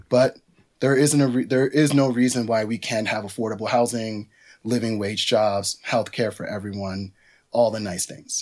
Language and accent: English; New York City, New York, United States; also born or lived in Dominican Republic; my family is from the Dominican Republic. I grew up in New York City, you know, working class New Yorker